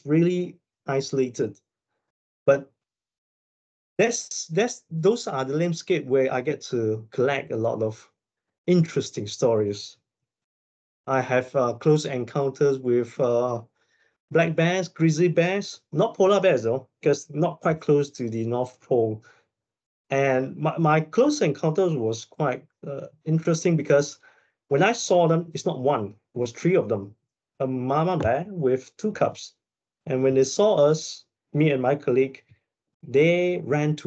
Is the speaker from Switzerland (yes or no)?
no; Malaysia; moved away as an adult; also born or lived in United States / Canada / Scotland; I went back to Malaysia, which is my hometown